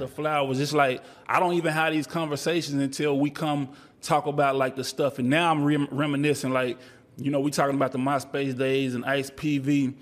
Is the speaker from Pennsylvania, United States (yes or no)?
no; Texas, United States; I'm from Texas